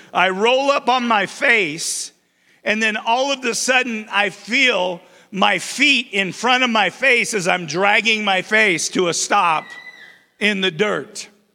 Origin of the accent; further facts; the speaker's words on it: Twin Falls, Idaho, United States; also born or lived in Baker City, Oregon; I was born and raised in Twin Falls